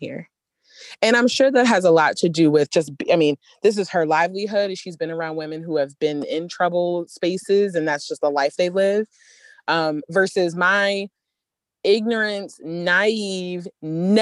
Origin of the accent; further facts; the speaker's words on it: Baltimore, Maryland, United States; growing up in Baltimore